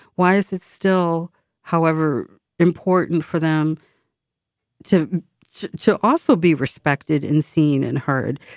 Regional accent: Boston, Massachusetts, United States; we as a city, we uh, recognize and celebrate other cultures a bit more, I think, today than when I was growing up

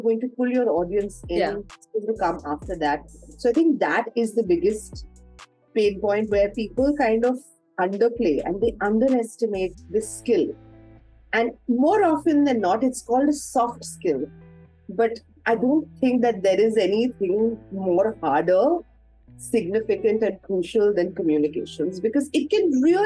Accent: India; as Indian women

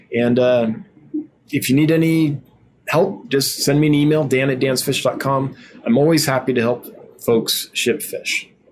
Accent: Northern California, United States; growing up in Northern California

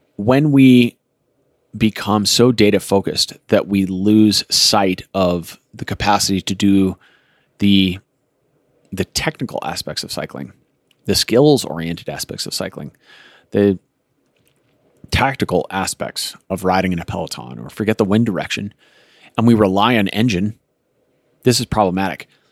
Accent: Colorado, United States; I grew up in Colorado

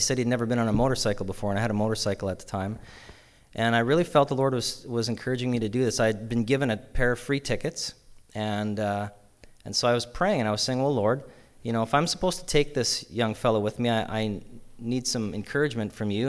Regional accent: Yorkton, Saskatchewan, Canada; I grew up in Yorkton here

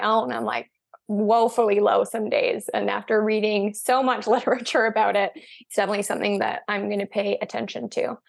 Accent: Canada; also born or lived in British Columbia; we're actually Canadian too

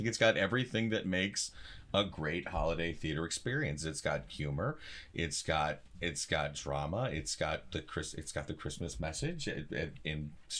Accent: Massachusetts, United States; now in South Dakota, United States; Yeah, I'm originally from Massachusetts, and went to college in New Jersey, and then started teaching in Western New York, and then grad school in Illinois, and then moved to Ohio, and now here I am in South Dakota.

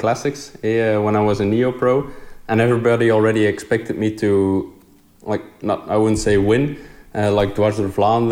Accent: Bruges, Flanders, Belgium; I grew up in Bruges

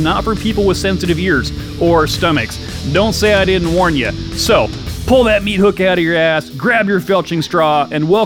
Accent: Salem, Oregon, United States; moved away; I was born in Salem, so I know the area well

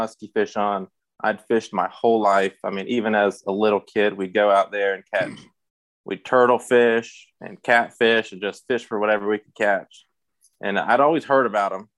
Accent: Buffalo, West Virginia, United States; I grew up in Buffalo, West Virginia, recently moved, but lived pretty much my whole life in Buffalo

